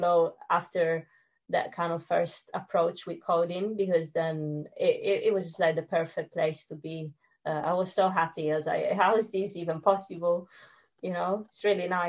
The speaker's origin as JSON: {"language": "English", "region": "Sicily", "country": "Italy", "tie": "born or raised there", "second_language": "English", "moved": "as an adult", "lives_now": "London, United Kingdom", "said": "I'm from Sicily and I grew up in a very small village by the beach."}